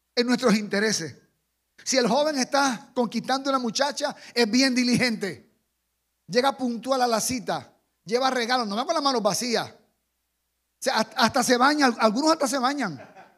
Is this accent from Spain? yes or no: no; Jarabacoa, La Vega, Dominican Republic; también soy de, de este país. Y también soy de Jarabacoa